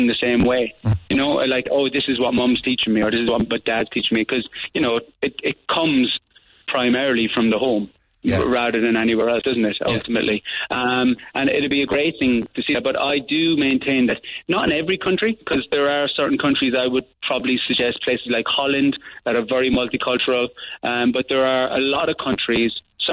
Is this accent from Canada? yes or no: no; Ireland; moved away as an adult; also born or lived in Cardiff, Wales; I'm Irish